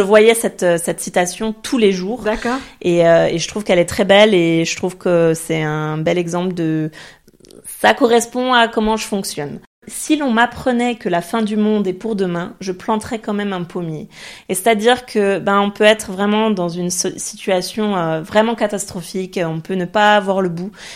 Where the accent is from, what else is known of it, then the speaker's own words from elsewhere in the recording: France; first language French; moved away as an adult; also born or lived in French-speaking Switzerland; now in Zurich, Switzerland; on est française